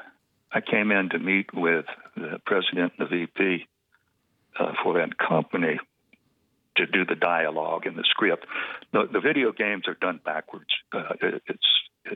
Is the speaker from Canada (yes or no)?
no; Georgia, United States; From Georgia.